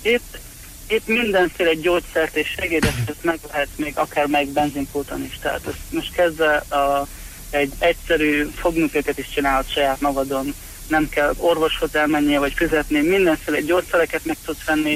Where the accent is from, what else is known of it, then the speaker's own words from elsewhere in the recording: Kecskemét, Bács-Kiskun, Hungary; moved away as an adult; now in Florida, United States; én Kecskemét a születésű vagyok. Kecskeméten voltam, dolgoztam a Városi Tűzoltóságnál